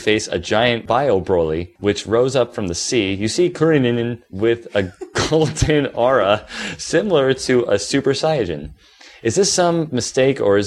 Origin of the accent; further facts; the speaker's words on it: United States; I'm an American